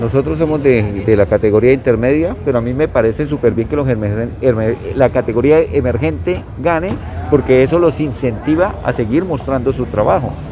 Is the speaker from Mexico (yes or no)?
no; Colombia; Nosotros somos eh, los colombianos